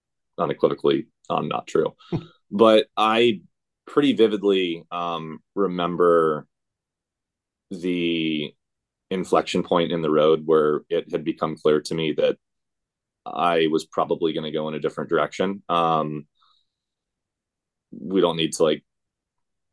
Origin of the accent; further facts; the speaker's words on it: Orange County, California, United States; I grew up in Orange County